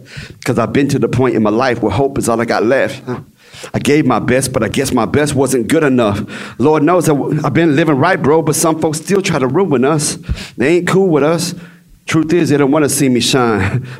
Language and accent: English; Texas, United States; Like I said, I'm from the Dallas-Fort Worth area, D of Dub, right?